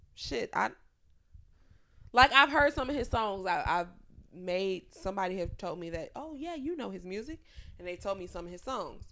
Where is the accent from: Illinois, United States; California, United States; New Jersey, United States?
Illinois, United States; Chicago; moved away; I grew up on the South Side in the hood.